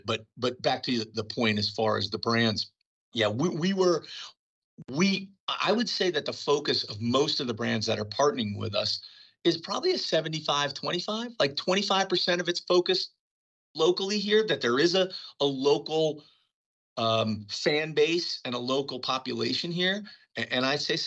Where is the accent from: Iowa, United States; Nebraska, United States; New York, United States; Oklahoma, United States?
New York, United States; now in Las Vegas, United States; I'm a New Yorker